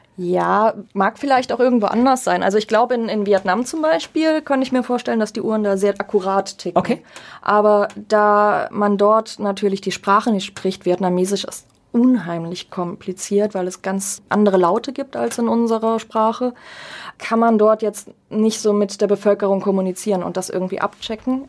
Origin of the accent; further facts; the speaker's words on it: Germany; als Deutsche